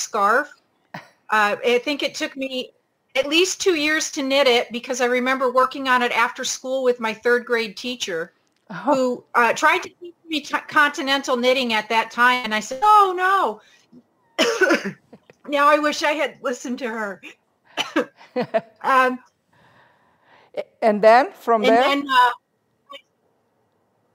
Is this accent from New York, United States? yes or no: yes; New York, United States; now in Pacific Northwest, United States; I grew up in New York State